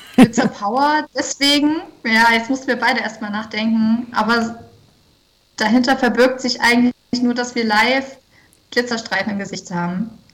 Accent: Freiberg, Saxony, Germany; moved away as an adult; also born or lived in Leipzig / Dresden; wir kommen aus Leipzig und Dresden. Äh, gerade wohnen wir da, ursprünglich aus Freiberg

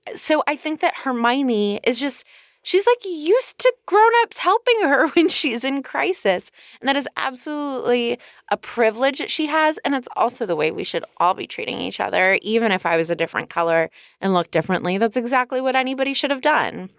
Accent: California, United States; I'm from California

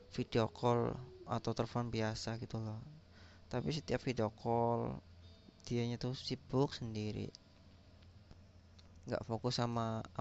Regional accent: Kebumen, Central Java, Indonesia; Aku dari Kebumen, Jawa Tengah. Khususnya Indonesia dong.

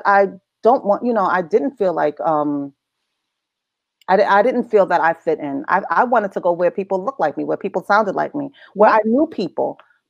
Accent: New Jersey, United States; accent: New York; because I had a really strong New York accent, even though I was raised in Jersey.

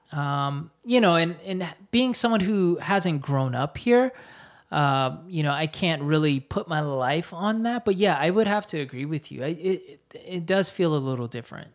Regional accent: United States; born or raised there; moved away as an adult; now in Seoul, South Korea

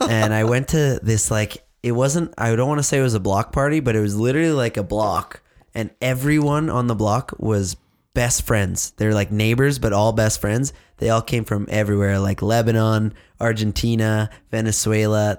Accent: Saskatchewan, Canada; us in Saskatchewan

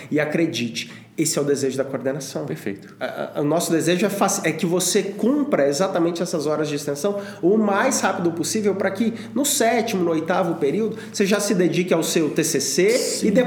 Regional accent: Monte Sião, Minas Gerais, Brazil; eu sou lá de Monte Sião, no interior de Minas Gerais.

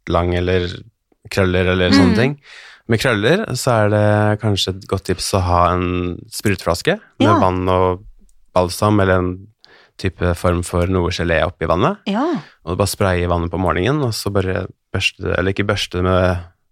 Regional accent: Halden, Østfold, Norway; Jeg er fra Halden

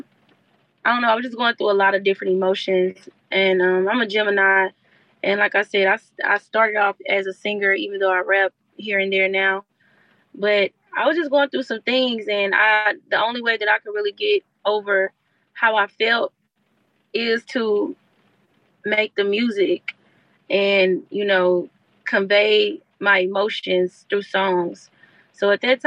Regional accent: Houston, Texas, United States; I'm from Houston

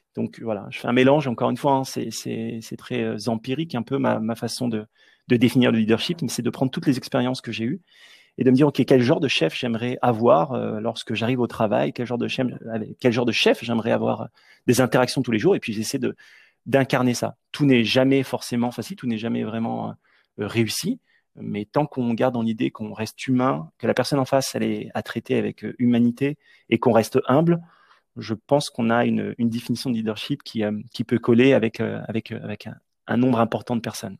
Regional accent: Nièvre, Burgundy, Bourgogne-Franche-Comté, France; moved away as an adult; also born or lived in Washington, D.C., United States; Je suis originaire de la Nièvre. C'est un tout petit département de la Bourgogne

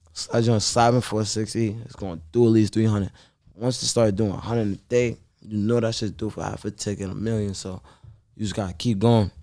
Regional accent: New York City, New York, United States; I'm from Sugar Hill, Harlem

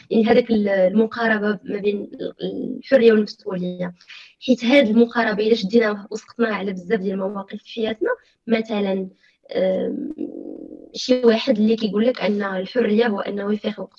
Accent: Morocco; الارث القيمي ديالنا حنا كمغاربه فعندنا واحد الارث كبير

